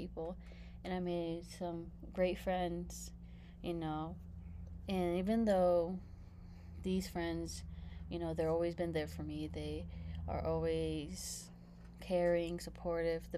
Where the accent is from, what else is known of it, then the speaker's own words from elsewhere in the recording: California, United States; moved away as an adult; I come from Cali